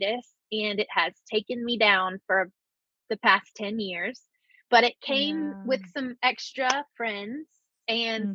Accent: Birmingham, Alabama, United States; I'm from Birmingham, Alabama

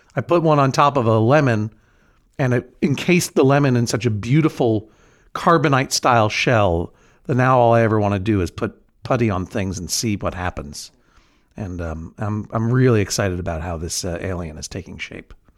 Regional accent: Brookline, Massachusetts, United States; in Brookline, my hometown, which is in New England

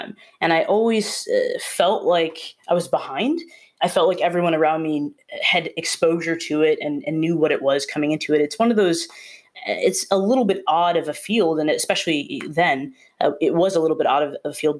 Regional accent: Wisconsin, United States; moved away as an adult; also born or lived in Rhode Island; I'm from Wisconsin, and I went to school in Rhode Island

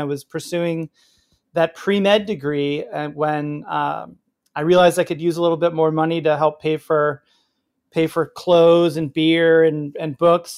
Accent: Oak Park, Illinois, United States; also born or lived in Wisconsin / New York City; now in Portland, United States; I grew up in Oak Park, uh, in River Forest, Illinois, uh, west suburbs of Chicago

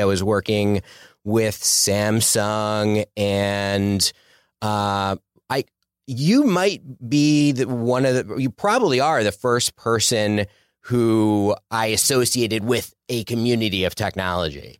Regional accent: Philadelphia, Pennsylvania, United States; moved away as an adult; also born or lived in Sherman Oaks, Los Angeles; now in Los Angeles, United States; I'm originally from Philadelphia, Philly suburbs

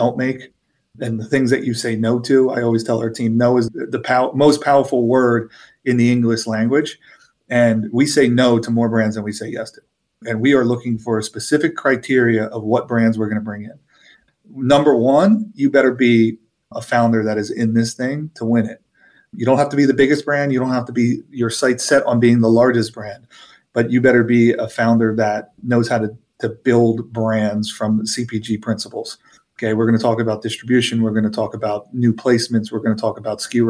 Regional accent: Philadelphia, Pennsylvania, United States; I'm from Philadelphia

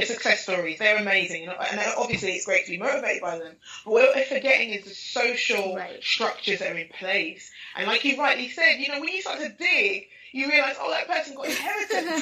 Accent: London, United Kingdom; in East London, Hackney, uh, Nigerian parentage

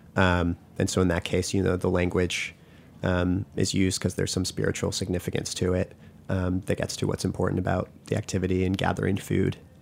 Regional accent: Massachusetts, United States; I grew up in Massachusetts

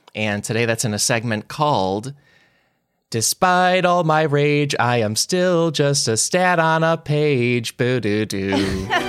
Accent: United States; I'm an American

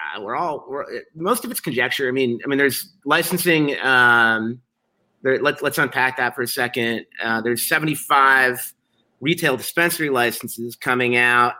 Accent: Chicago, Illinois, United States; I'm a Chicagoan, I'm a journalist, and I'm an entrepreneur

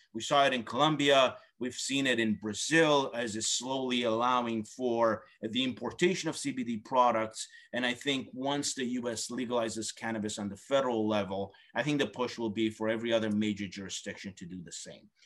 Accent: Canada; as a Canadian

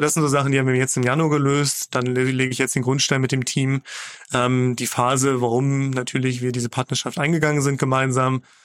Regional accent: Magdeburg, Saxony-Anhalt, Germany; ich komme aus Magdeburg

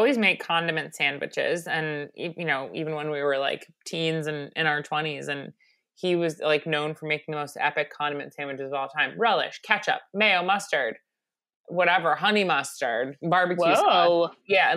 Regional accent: Long Island, New York, United States; growing up in Long Island

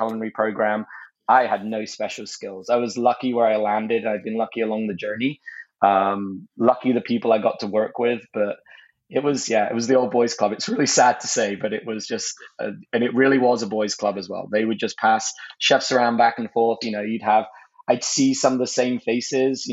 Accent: United Kingdom; moved away as an adult; now in United States; as a Brit

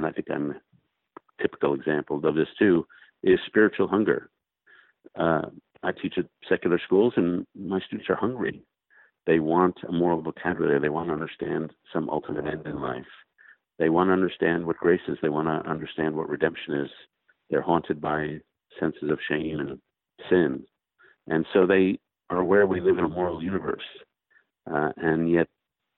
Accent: New York City, New York, United States; now in Washington, United States; I grew up in New York City and live in Washington.

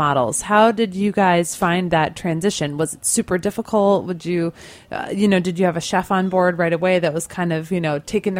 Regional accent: about an hour north of Chicago, Illinois, United States; I grew up about an hour north of Chicago

